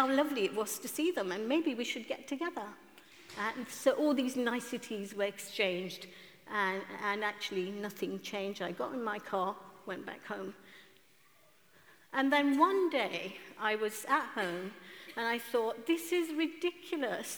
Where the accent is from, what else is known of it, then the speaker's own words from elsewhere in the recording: Kenya; now in London, United Kingdom; at the age of 10 in Kenya, I'm from East Africa, Kenya